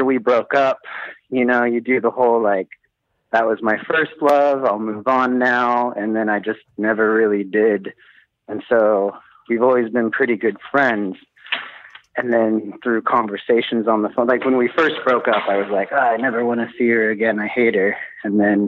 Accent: Oklahoma, United States; moved away as an adult; now in Helsinki, Finland; I'm from the States. I'm from Oklahoma originally

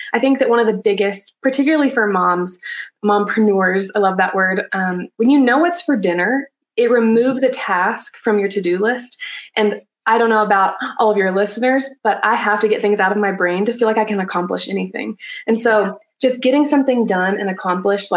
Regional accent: Alabama, United States; moved away as an adult; now in Colorado, United States; So I'm actually from Alabama originally. And then after college, I moved to Colorado. And that's where I live now

